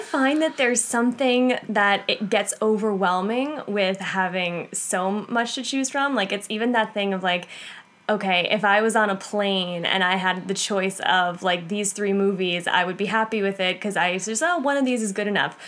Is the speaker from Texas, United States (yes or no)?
no; Massapequa, New York, United States; I'm from Massapequa, Long Island, New York.